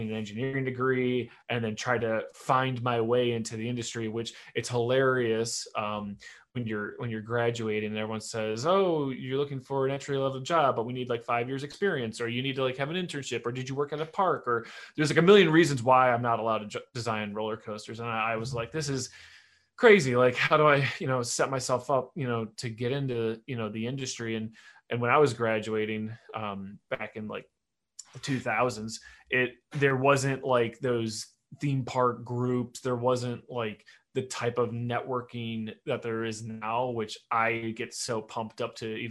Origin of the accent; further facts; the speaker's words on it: Detroit, Michigan, United States; I'm obviously from Detroit, and Cedar Point's about 2-hour drive from us. So we would go down there every summer